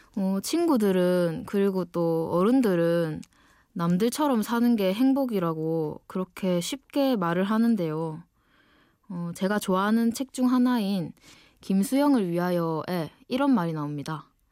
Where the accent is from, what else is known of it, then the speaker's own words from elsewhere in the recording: Ulsan, South Korea; accent: dialect (saturi); moved away as an adult; now in Seoul, South Korea; 원래 울산 사람인데 지금은 좀 더 공부를 하고 싶어서 서울에 와 있어요. 지금 제 말투가